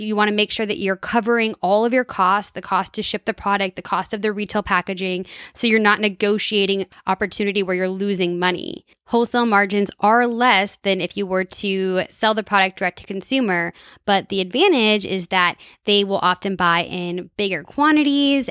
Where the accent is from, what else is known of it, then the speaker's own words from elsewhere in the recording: Minnesota, United States; I'm from Minnesota